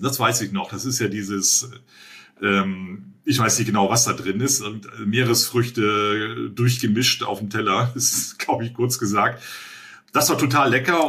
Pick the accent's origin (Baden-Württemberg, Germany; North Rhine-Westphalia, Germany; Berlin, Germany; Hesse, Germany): Berlin, Germany; ja, aus Berlin, aus Deutschland